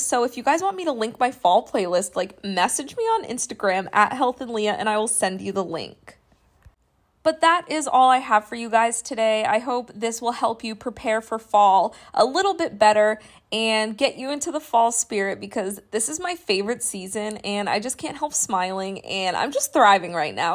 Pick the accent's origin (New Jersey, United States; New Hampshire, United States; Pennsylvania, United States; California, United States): New Hampshire, United States; I grew up in New Hampshire